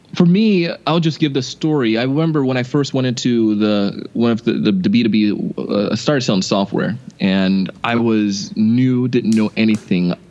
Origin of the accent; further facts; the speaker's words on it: West Palm Beach, Florida, United States; also born or lived in Idaho; I grew up here in West Palm, went to BYU Idaho, and then came back to Florida